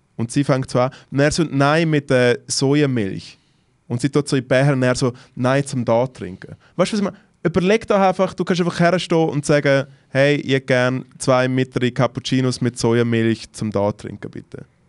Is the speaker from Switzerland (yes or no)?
yes; Switzerland; ich komm aus der Schweiz